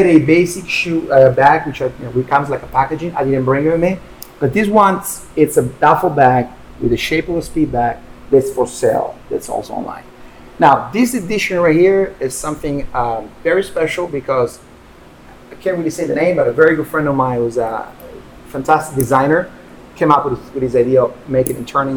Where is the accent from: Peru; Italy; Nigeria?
Italy; Turin, Piedmont; moved away; Torino Collection, which is my hometown. That's the name of my hometown.